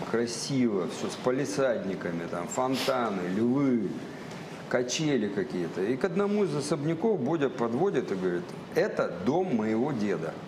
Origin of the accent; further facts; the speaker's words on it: Saint Petersburg, Russia; also born or lived in Kursk Oblast; now in Kursk, Russia; Я мальчик из Ленинграда